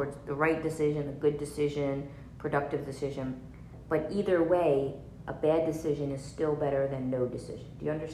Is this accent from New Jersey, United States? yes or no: yes; New Jersey, United States; I'm from New Jersey, so it's like, you know, basically Italy. And like, so there's like, you know, mob stuff was there when I was growing up